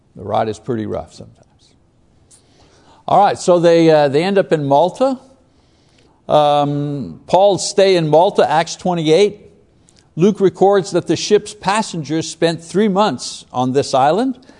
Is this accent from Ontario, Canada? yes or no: no; Quebec, Canada; I was a Catholic growing up in Quebec.